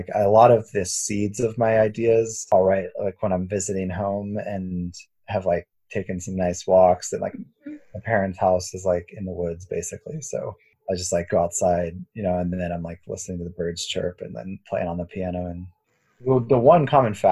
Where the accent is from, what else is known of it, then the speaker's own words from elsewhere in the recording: the South, United States; growing up in the South